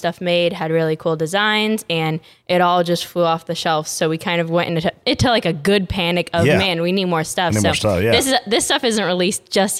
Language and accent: English; West Coast, United States; moved away; I grew up on the West Coast